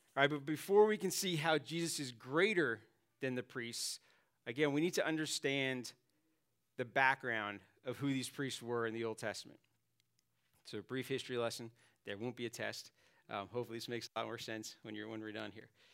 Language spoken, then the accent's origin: English; New York City, New York, United States; moved away; I grew up in Staten Island, New York, and, uh, every once in a while the accent kicks